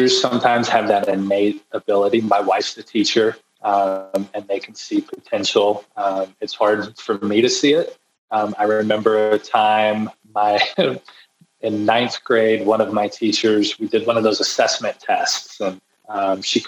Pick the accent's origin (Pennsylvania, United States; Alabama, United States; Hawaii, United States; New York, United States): Alabama, United States; Fyffe; moved away as an adult; now in Cleveland, United States; I grew up in Alabama. So this is Fife, Alabama, a small town of 1,000 people.